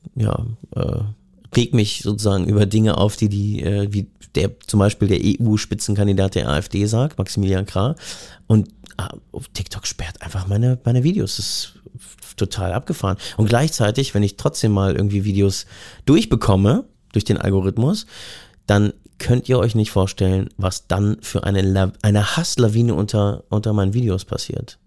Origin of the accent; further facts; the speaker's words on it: Berlin, Germany; als Westdeutscher, Westberliner, Hipster